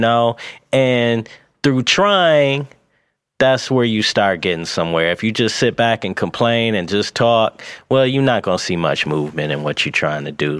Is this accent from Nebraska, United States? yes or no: no; Pontiac, Michigan, United States; also born or lived in Atlanta; I'm from Pontiac